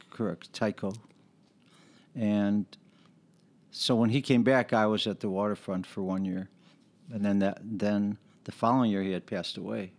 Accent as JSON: {"language": "English", "town": "Chicago", "region": "Illinois", "country": "United States", "tie": "born or raised there", "said": "I grew up on the west side of the city, Chicago"}